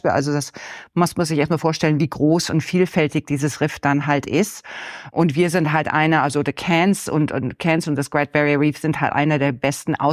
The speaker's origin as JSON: {"language": "German", "country": "Denmark", "tie": "born or raised there", "also_born_or_lived": "Germany", "moved": "as an adult", "lives_now": "Australia", "said": "also ich bin in Deutschland geboren und in Dänemark aufgewachsen. Wir sind sehr viel umgezogen, da mein Vater äh, war in der Luftwaffe. Und ich bin dann als der typische Backpacker in Australien gelandet in den Ende 80er Jahren"}